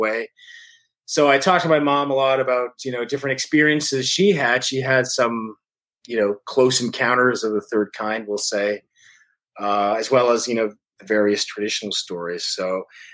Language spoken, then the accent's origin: English; Thunder Bay, Ontario, Canada; also born or lived in London, Ontario; my hometown of Thunder Bay